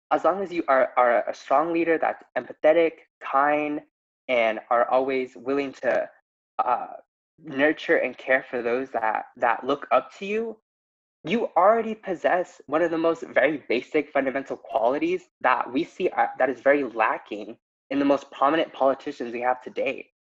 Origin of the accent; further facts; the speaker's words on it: New Mexico, United States; I'm from New Mexico, and we were one of the states where, at least in this election, we were able to elect all three members of our representatives that were all women of color.